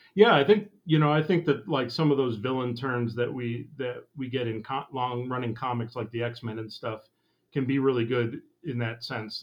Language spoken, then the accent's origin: English; Eagle River, Wisconsin, United States; it has my hometown on it, Eagle River